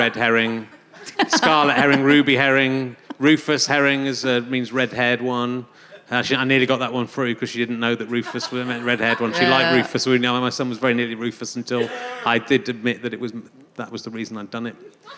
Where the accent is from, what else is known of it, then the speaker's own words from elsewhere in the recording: Yorkshire and the Humber, United Kingdom; I'm from Yorkshire.